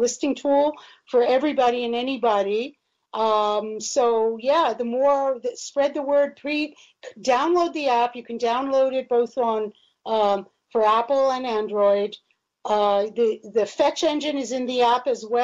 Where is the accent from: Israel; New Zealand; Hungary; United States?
Israel; moved away; I grew up in Israel.